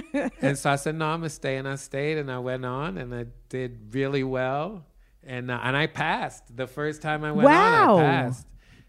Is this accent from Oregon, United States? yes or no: no; New York City, New York, United States; You know, when you're growing up in East New York, you don't know how people get in the show business.